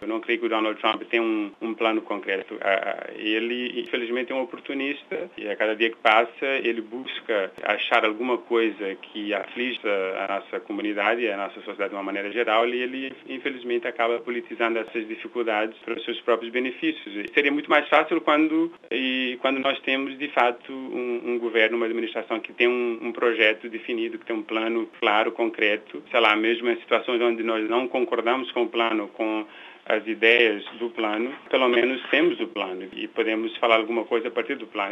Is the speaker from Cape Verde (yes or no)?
yes; Praia, Santiago, Cape Verde; moved away as an adult; also born or lived in Brazil; now in United States; nasci em Cabo Verde, numa ilha pobre, de uma família pobre. Nasci na capital, na cidade da Praia, e mudei para o Brasil quando completei 18 anos